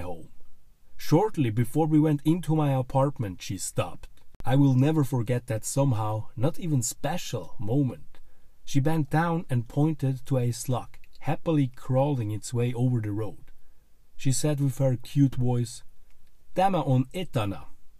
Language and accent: English; Switzerland; first language German; English is a second language; I'm from Switzerland with native language German